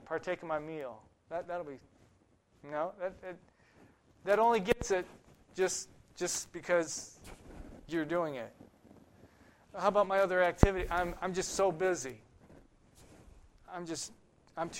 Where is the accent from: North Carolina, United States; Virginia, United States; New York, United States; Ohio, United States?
Ohio, United States; growing up in Ohio